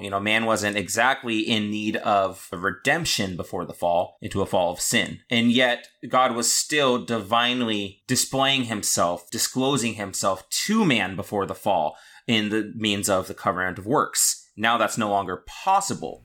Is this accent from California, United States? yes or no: yes; California, United States; I'm a Californian